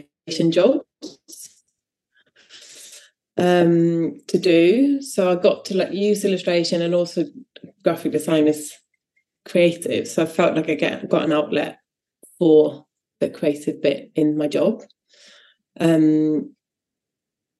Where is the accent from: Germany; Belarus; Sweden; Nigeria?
Sweden; now in United Kingdom; I'm from Sweden